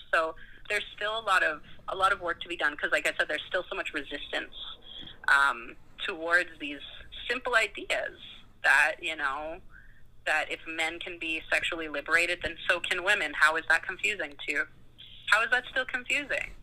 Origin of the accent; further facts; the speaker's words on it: Calgary, Alberta, Canada; I grew up in Calgary, Alberta